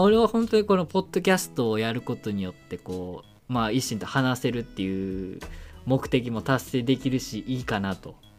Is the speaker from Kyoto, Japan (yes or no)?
yes; Kyoto, Japan; accent: Kansai dialect; moved away as an adult; now in Tokyo, Japan; 出身が京都なんでまあこうちょっと関西弁で